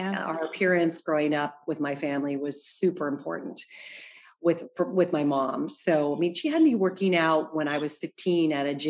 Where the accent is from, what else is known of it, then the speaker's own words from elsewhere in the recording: Arizona, United States; moved away as an adult; also born or lived in New York; now in Los Angeles, United States; I'm from Arizona